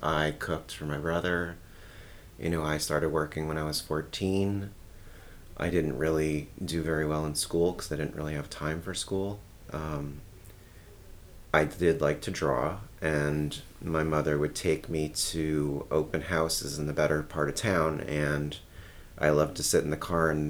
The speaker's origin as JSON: {"language": "English", "region": "New Jersey", "country": "United States", "tie": "born or raised there", "said": "I grew up in New Jersey."}